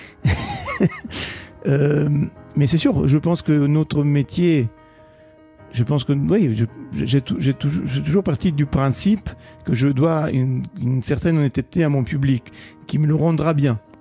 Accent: Italy; first language Italian; French is a second language; moved away as an adult; now in Paris, France; Et l'italien, bien sûr, qui est ma langue maternelle.

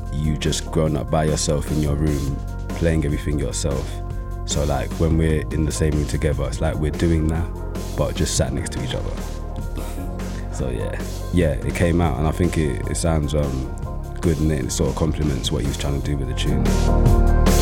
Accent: London, United Kingdom; I grew up in East London

